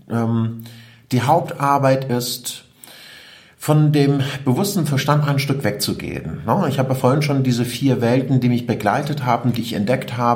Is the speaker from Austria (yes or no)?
no; Iran; German is a second language; now in Germany; Und ich komme aus dem Iran. Ich bin ein Kriegskind. Mit äh, neun Jahren habe ich meinen Vater und meine Onkels verloren.